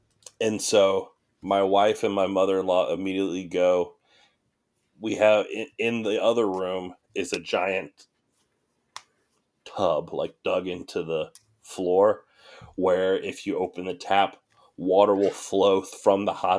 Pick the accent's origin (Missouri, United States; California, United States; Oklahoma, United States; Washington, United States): Missouri, United States; growing up in Missouri